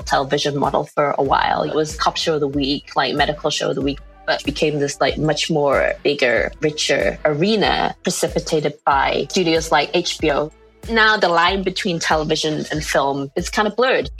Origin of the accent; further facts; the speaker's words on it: England, United Kingdom; moved away as an adult; now in New York, United States; I'm from England, and after graduating, I ended up coming to New York